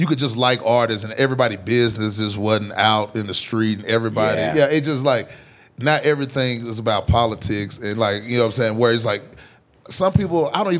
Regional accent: Tennessee, United States; I was born like and raised in the country and like the back country of Tennessee

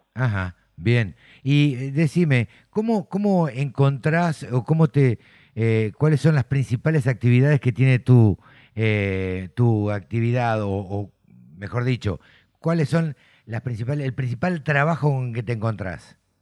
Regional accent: Argentina; yo nací en el campo, siempre lo cuento, eh, me crié en el campo

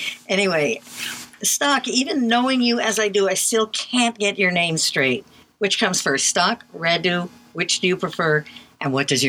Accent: New York City, New York, United States; Staten Island, New York, is where I was born back in the Jurassic.

